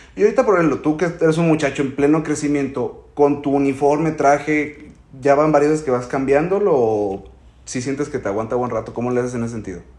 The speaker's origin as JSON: {"language": "Spanish", "country": "Mexico", "said": "como mexicano"}